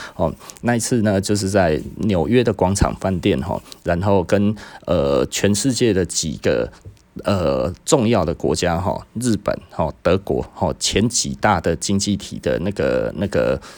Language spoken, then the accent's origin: Chinese; Taiwan; 就是我们台湾人啊吼，台湾人整个在八零年代到九零年代买了那么多的劳力士